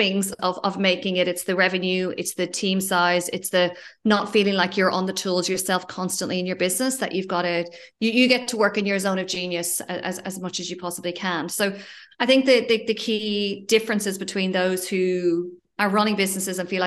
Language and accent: English; Ireland; moved away as an adult; also born or lived in Australia; now in Spain; I'm originally from Ireland and moved to Australia 14 years ago